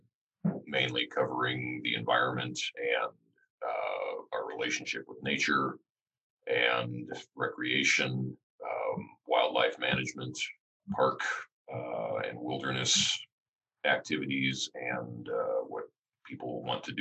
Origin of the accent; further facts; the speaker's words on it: Missoula, Montana, United States; I actually grew up in Missoula.